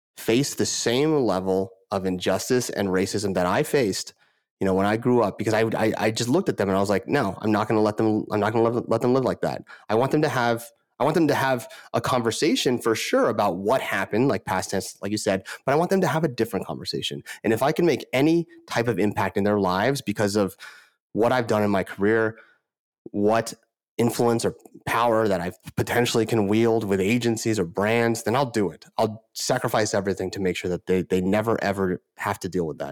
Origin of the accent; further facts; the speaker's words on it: Moraga, California, United States; also born or lived in Honolulu, Hawaii; we moved here, uh, a little bit under, when I was under five. And I grew up in a town in Northern California, called Moraga